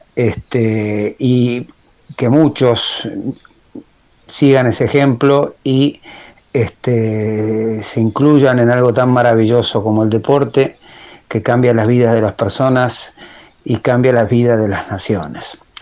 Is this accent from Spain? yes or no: no; Argentina; soy un entrenador argentino